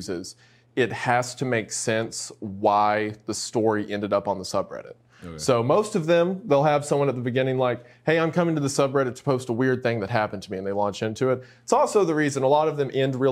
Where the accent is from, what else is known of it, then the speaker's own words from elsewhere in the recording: Appalachia, United States; I'm from Appalachia, so that's what I'm familiar